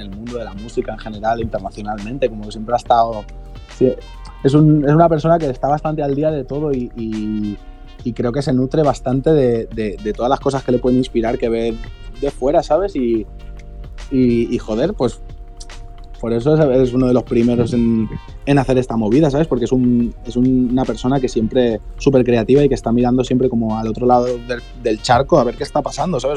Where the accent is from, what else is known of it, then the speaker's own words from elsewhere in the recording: Cornellà de Llobregat, Catalonia, Spain; Los dos somos de Cornellá, que es, es una ciudad que hay cerca de, Barcelona